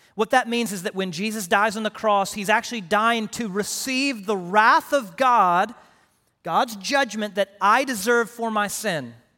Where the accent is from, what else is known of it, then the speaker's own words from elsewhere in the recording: Houston, Texas, United States; also born or lived in Paris, Texas / Direct, Texas; I grew up in Houston